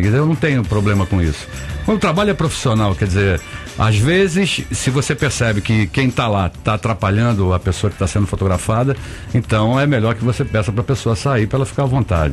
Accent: Rio de Janeiro, Brazil; moved away as an adult; now in São Paulo, Brazil; carioca, nasci em Vila Isabel, fui criado

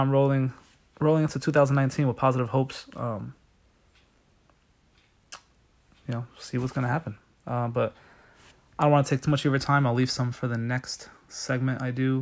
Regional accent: New Jersey, United States; moved away as an adult; now in Pennsylvania, United States; I was from New Jersey

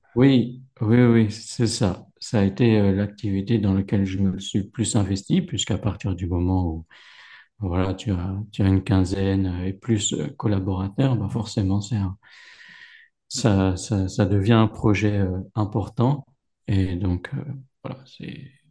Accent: Paris region, Val-d'Oise, Île-de-France, France; moved away as an adult; now in Morocco; J'ai grandi euh, dans la région parisienne, dans le 95, à la frontière de, de l'Oise

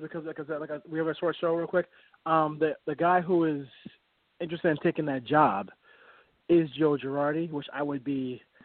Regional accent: Jamaica; I'm Jamaican and I have a lot of family who lives in Jamaica

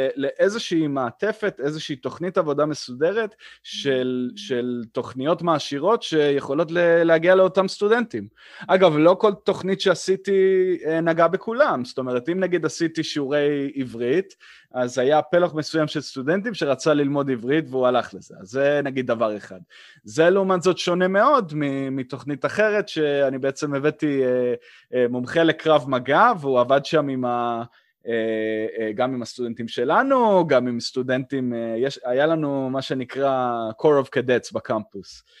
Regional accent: Israel; also born or lived in Blacksburg, Virginia, United States; בתור ישראלי שנמצא בארגון אמריקאי

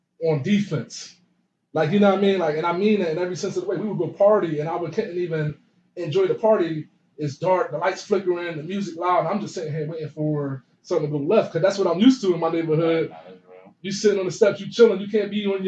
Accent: Philadelphia, Pennsylvania, United States; growing up, out 31st and Tasker

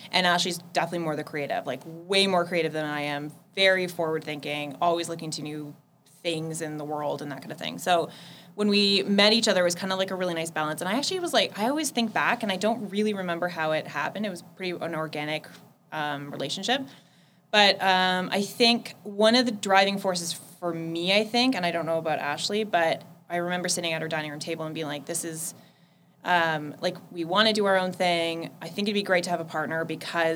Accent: Petrolia, Ontario, Canada; I was born in a little town called Petrolia, which is 20 minutes outside of Sarnia

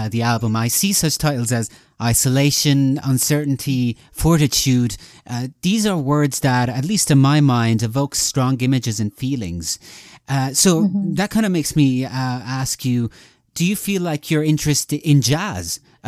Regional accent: Italy; I was born in Italy

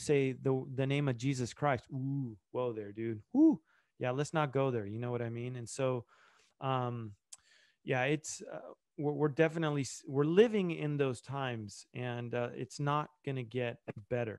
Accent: Argentina; that's where I was born in Argentina

